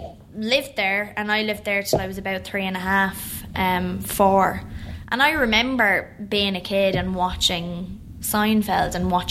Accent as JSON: {"language": "English", "region": "New York", "country": "United States", "tie": "born there", "said": "I mean, I was born in New York."}